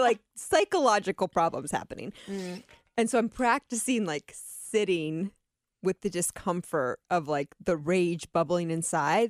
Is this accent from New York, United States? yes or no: no; Atlantic City, New Jersey, United States; I was born in Atlantic City